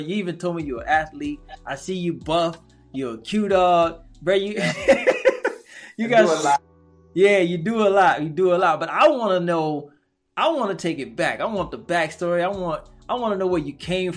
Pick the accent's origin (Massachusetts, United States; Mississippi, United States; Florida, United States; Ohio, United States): Mississippi, United States; Waveland; I'm from Waverly, Mississippi, so I'm not far from New Orleans.